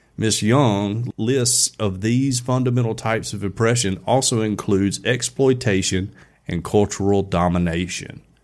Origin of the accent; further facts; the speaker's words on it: Alabama, United States; we're from Alabama.